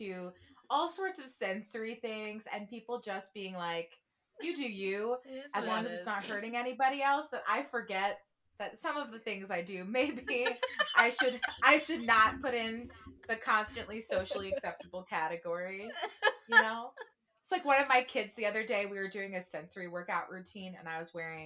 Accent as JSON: {"language": "English", "region": "New Jersey", "country": "United States", "moved": "yes", "lives_now": "Chicago, United States", "said": "I am from New Jersey"}